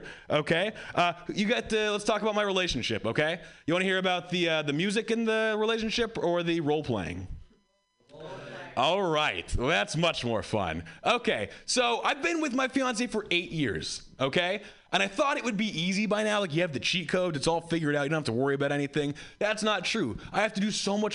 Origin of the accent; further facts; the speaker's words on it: Hawaii, United States; I grew up white in Hawaii